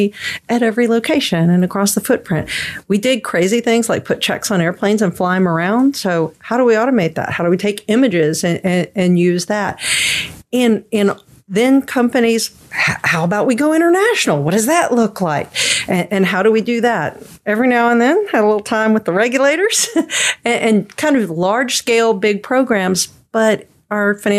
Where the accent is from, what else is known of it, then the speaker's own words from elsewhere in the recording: Louisiana, United States; I'm actually from Louisiana